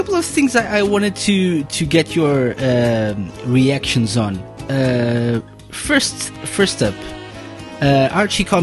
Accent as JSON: {"language": "English", "country": "Portugal", "said": "I'm from Portugal"}